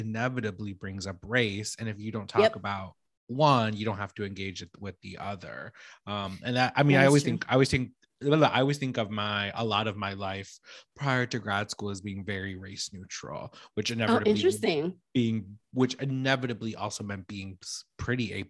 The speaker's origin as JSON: {"language": "English", "town": "Chicago", "region": "Illinois", "country": "United States", "tie": "born or raised there"}